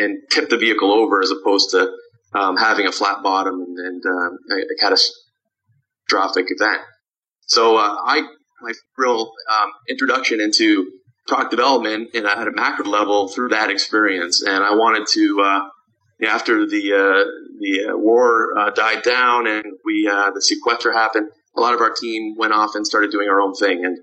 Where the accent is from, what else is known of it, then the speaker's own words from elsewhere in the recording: Canada; moved away as an adult; now in Chicago, United States; I grew up in Canada.